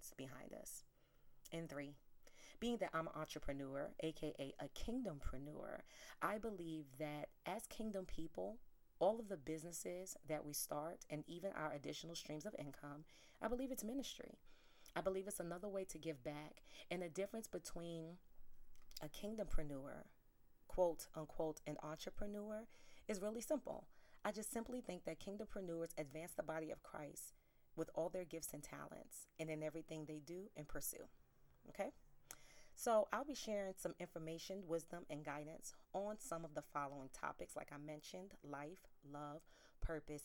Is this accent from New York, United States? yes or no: yes; New York City, New York, United States; I'm from South Bronx, New York